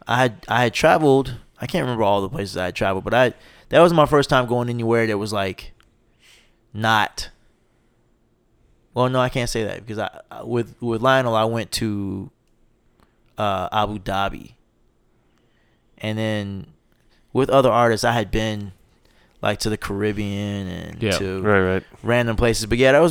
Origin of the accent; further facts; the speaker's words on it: the South, United States; I'm from the South, so I need a little seasoning.